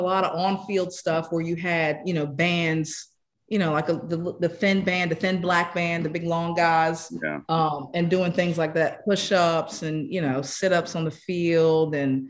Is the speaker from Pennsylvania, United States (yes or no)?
no; Colorado, United States; You know, I'm from Colorado. We do a lot of hunting, you know, elk